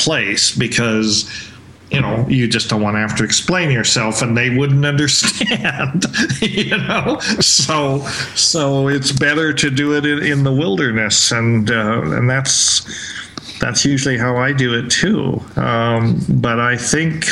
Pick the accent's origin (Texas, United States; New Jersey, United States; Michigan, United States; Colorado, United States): Colorado, United States; moved away as an adult; also born or lived in Hawaii / Vancouver; I grew up in Colorado